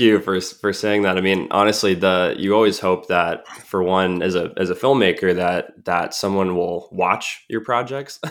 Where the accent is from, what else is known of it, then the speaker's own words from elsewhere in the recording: Colorado Springs, Colorado, United States; my hometown, um, you know, in Colorado Springs.